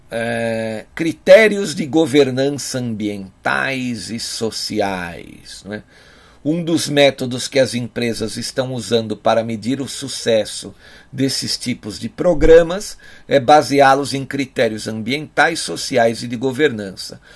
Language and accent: Portuguese; Brazil; Nós aqui, como brasileiros, como patriotas